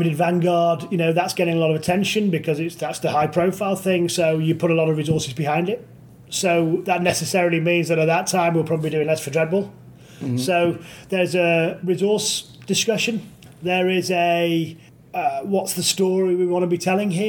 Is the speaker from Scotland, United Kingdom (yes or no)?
no; Manchester, North West England, United Kingdom; accent: nondescript Northern; moved away as an adult; also born or lived in Leeds; now in Nottingham, United Kingdom; I grew up in Manchester, but just south of Manchester, so I didn't get a proper Manchester accent.